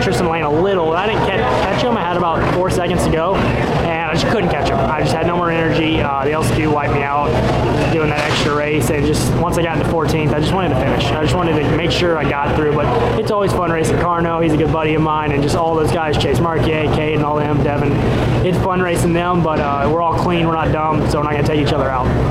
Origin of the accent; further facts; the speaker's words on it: Memphis, Tennessee, United States; also born or lived in Bartlett, Tennessee; I love Memphis. It's my hometown.